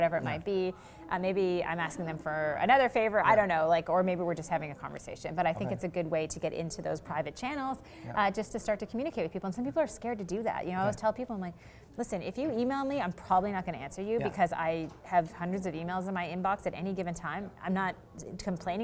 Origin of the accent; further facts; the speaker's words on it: Charlottetown, Prince Edward Island, Canada; I am from Charlottetown, Prince Edward Island